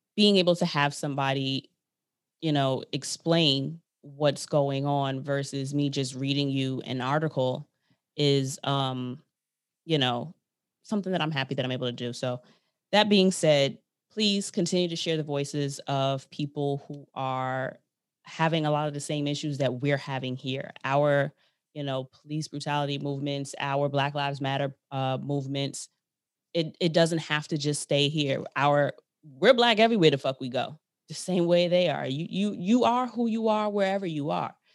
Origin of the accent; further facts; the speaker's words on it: New York, United States; I'm from New York